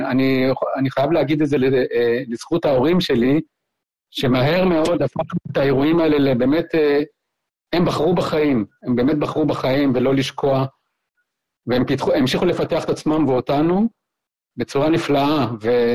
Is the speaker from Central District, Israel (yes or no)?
yes; Central District, Israel; also born or lived in Kibbutz Hefziba; אמא שלי התחתנה מחדש ועברנו לקיבוץ פלמחים על חוף הים